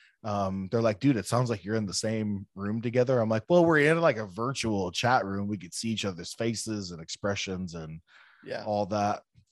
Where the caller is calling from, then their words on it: Chicago, Illinois, United States; I'm coming from Chicagoland. Russ is in Southwest Florida.